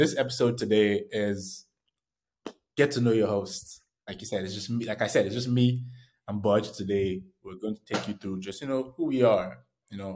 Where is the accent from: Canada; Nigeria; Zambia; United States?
Nigeria; moved away; I was born in Nigeria